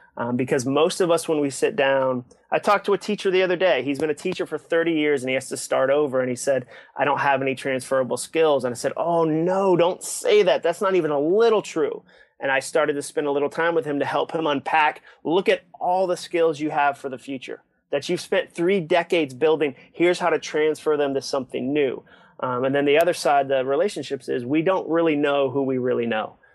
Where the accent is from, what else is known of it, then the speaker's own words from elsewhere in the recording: Massachusetts, United States; also born or lived in Ipswich, Massachusetts / Hudson, Massachusetts; I grew up in Massachusetts